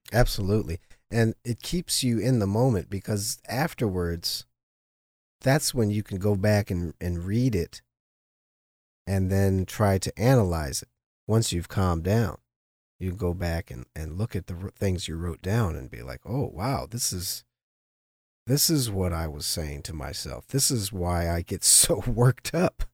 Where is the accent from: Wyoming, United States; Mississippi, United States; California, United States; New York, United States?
California, United States; Los Angeles; half black, half Jewish growing up in Los Angeles, especially in the seventies and eighties